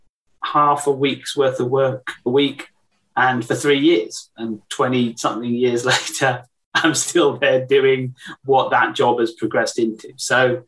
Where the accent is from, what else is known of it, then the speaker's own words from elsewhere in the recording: West Wales, United Kingdom; So I grew up in West Wales by the sea